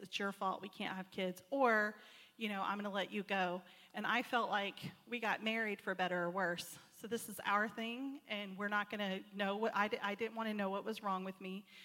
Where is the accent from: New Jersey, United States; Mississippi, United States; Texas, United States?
Texas, United States; I'm not from Arkansas. Um, I'm, I'm from Texas